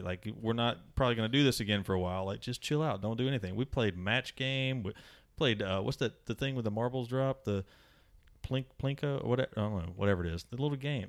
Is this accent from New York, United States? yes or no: no; Mississippi, United States; I'm from Mississippi.